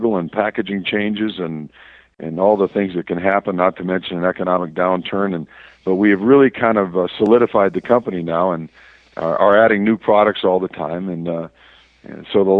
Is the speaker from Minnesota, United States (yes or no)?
yes; Verndale, Minnesota, United States; moved away as an adult; also born or lived in Kansas / South Carolina / Southern California; now in New Mexico, United States; I actually am from northern Minnesota, a little farming community called Verndale. My hometown is 400 folks